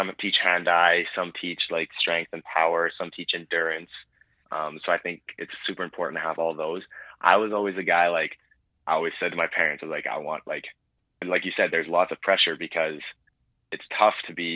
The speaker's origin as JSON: {"language": "English", "town": "Nipawin", "region": "Saskatchewan", "country": "Canada", "tie": "born or raised there", "said": "growing up in Nipawin"}